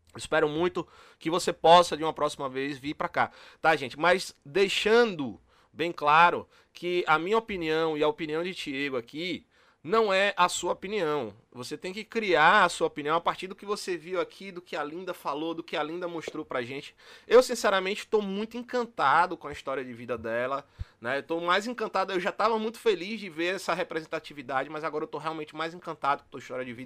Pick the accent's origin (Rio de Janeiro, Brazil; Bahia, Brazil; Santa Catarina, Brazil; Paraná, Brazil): Bahia, Brazil; interior of; moved away; a gente é do interior da Bahia